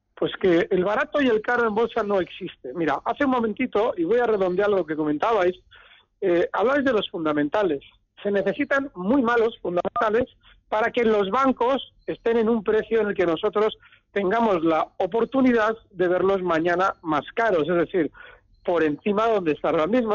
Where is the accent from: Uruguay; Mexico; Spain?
Spain; Bilbao, Basque Country; moved away; me he escondido en mi tierra